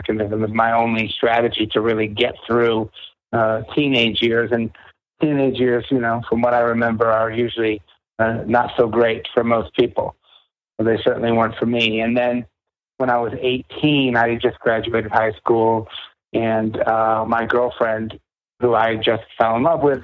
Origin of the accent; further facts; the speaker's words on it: Boston, Massachusetts, United States; I grew up in New England. You know, I grew up in the Boston area